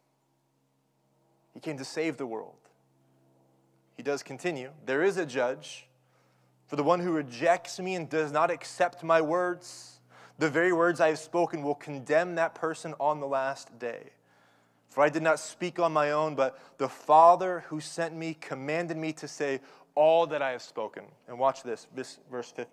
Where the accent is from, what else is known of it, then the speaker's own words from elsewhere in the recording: Oklahoma, United States; growing up in Oklahoma, I have a bedroom upstairs, and it's surrounded by trees